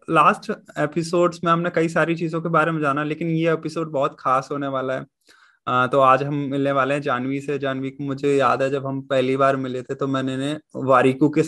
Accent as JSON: {"language": "Hindi", "town": "Jhansi", "region": "Uttar Pradesh", "country": "India", "said": "मैं झांसी से हूँ आप प्रयागराज से हैं"}